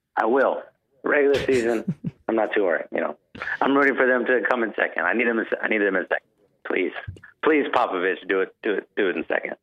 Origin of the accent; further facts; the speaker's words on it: San Antonio, Texas, United States; now in Houston, United States; I'm from San Antonio, but I live in Houston